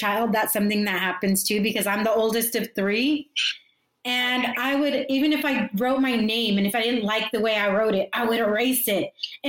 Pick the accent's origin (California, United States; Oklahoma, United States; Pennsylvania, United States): California, United States; San Diego; growing up in San Diego, and I grew up in North County, San Diego, we were self-sufficient to a point where we would take buses.